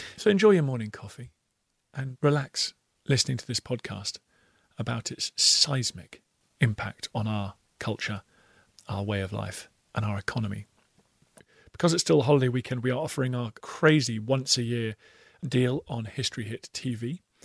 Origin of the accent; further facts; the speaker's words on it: United Kingdom; accent: British; As Brits